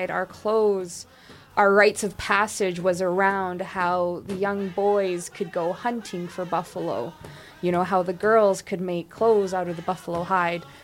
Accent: Kainai, Alberta, Canada; I come from Kainai, and my clans are the Mamyoiks and the Agapugax, which is the fish eaters and the many children clans.

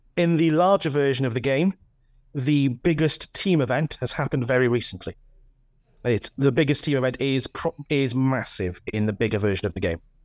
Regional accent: north of Swansea, Wales, United Kingdom; accent: Welsh; now in Pontypridd, United Kingdom; just north of Swansea originally

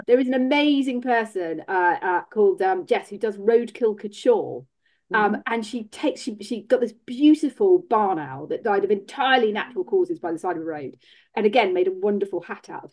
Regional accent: Bath, South West England, United Kingdom; I grew up in Bath

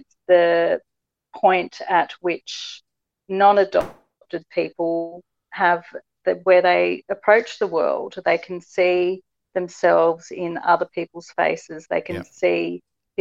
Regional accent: Sydney, New South Wales, Australia; I was born in St. Margaret's Hospital, Cran Street in Sydney

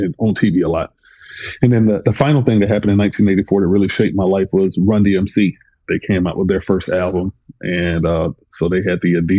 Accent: Atlanta, Georgia, United States; I was born in 1976 in Atlanta

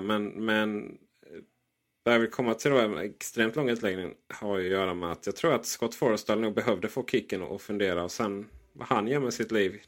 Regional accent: Blekinge, Sweden; jag är ett mellanbarn från Blekinge

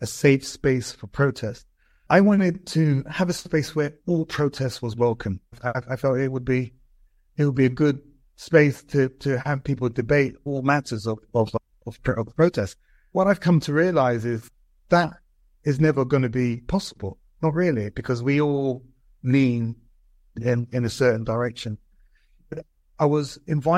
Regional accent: London, United Kingdom; I grew up in Brixton

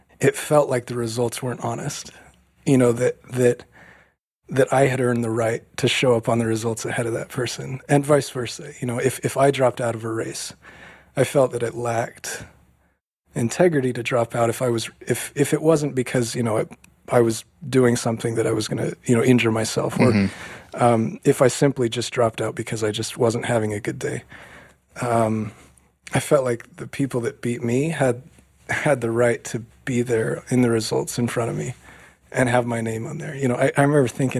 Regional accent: Oregon, United States; growing up in Oregon with everybody's chasing, you know, the spirit of Steve Prefontaine

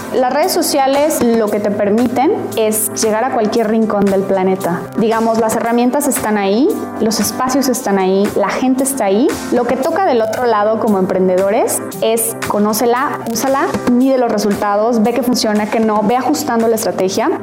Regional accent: Guadalajara, Jalisco, Mexico; soy de Guadalajara, Jalisco

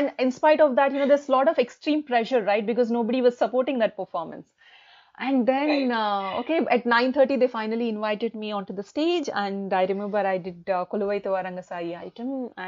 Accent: India; moved away as an adult; also born or lived in Hyderabad / Delhi / Kuala Lumpur; now in United Kingdom

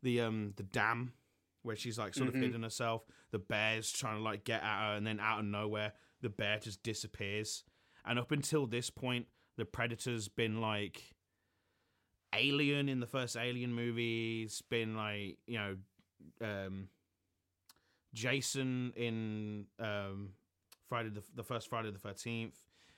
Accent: England, United Kingdom; as an Englishman

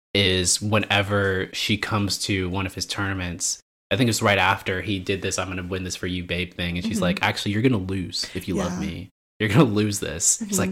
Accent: United States; as an American

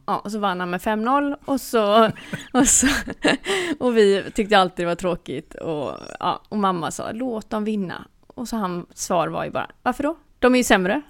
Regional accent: Sweden; som svensk

